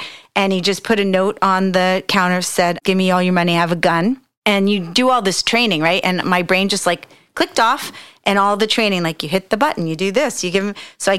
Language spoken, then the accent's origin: English; Long Island, New York, United States; moved away as an adult; also born or lived in North Hollywood, California; now in Sonoma, United States; I grew up in New York.